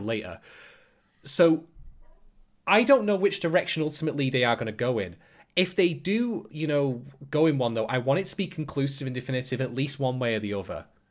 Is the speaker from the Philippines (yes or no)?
no; United Kingdom; I'm a, I'm a British guy myself